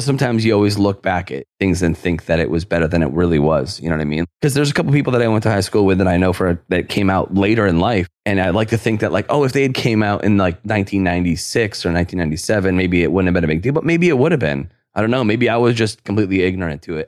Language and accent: English; New York, United States; I'm from New York.